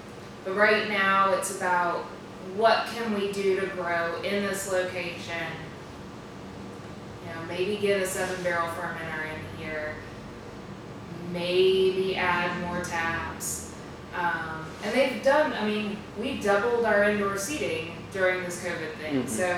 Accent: Daphne, Alabama, United States; I'm from Daphne.

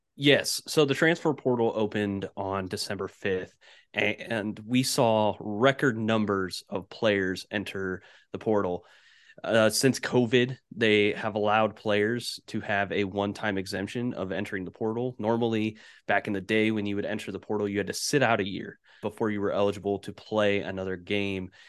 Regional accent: Indianapolis, Indiana, United States; They're based in Indianapolis, and that's where I'm at currently

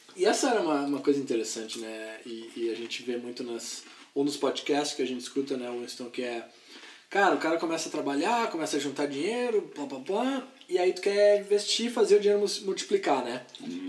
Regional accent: Porto Alegre, Rio Grande do Sul, Brazil; moved away as an adult; also born or lived in Santa Catarina; now in United States; eu sou de Porto Alegre, uh, gaúcho, e uh, estudei, fiz veterinária lá em Porto Alegre

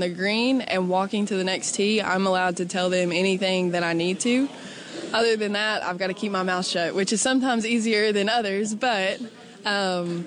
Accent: Kingsport, Tennessee, United States; I am from Kingsport. Grew up here, lived here all my life

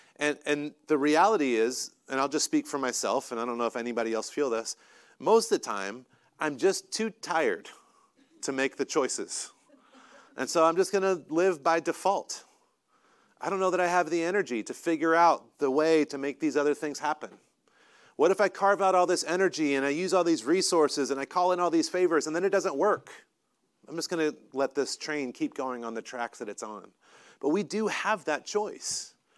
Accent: North Carolina, United States; moved away; I'm from North Carolina

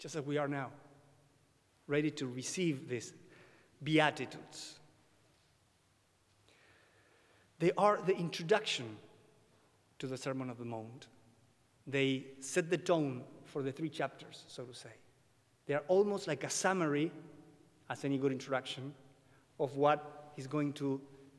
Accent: Buenos Aires, Argentina; English is a second language; I was born and raised in Buenos Aires, Argentina.

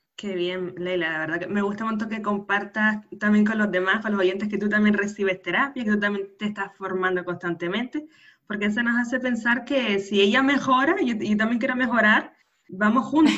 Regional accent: Canary Islands, Spain; nacida en Canarias

